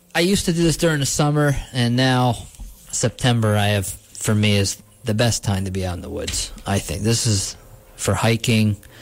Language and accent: English; Gardiner, New York, United States; where I grew up in Gardner